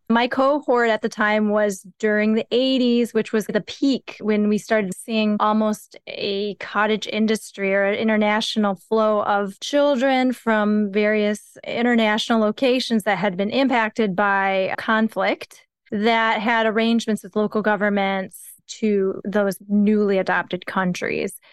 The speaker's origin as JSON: {"language": "English", "region": "Midwest / Rust Belt", "country": "United States", "tie": "born or raised there", "also_born_or_lived": "Korea", "said": "I was raised in the Midwest of North America, although the Rust Belt apparently is the better distinction"}